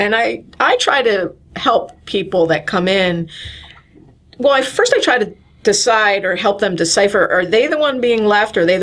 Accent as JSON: {"language": "English", "area": "Somerset County", "region": "New Jersey", "country": "United States", "tie": "born or raised there", "also_born_or_lived": "Baltimore", "moved": "as an adult", "said": "I grew up in Jersey, though, in Somerset County, big family"}